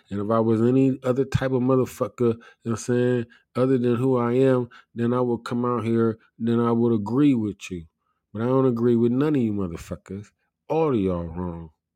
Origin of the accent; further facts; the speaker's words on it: United States; I'm an American